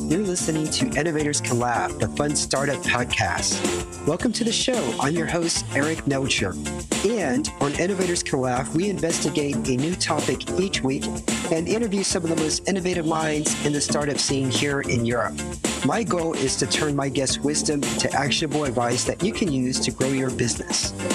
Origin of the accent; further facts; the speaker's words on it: United States; now in Romania; I'm also an American expat living in Romania.